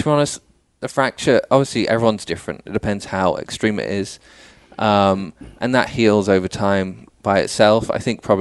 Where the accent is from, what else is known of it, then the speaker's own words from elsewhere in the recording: Dubai, United Arab Emirates; now in United States; so I, I, was born and raised in Dubai. Okay. Uh, went to school there. Um, went to an English school, obviously.